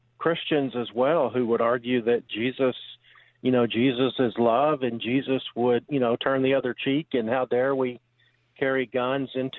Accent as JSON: {"language": "English", "region": "Texas", "country": "United States", "moved": "yes", "said": "I am from Texas, but I don't live in Texas"}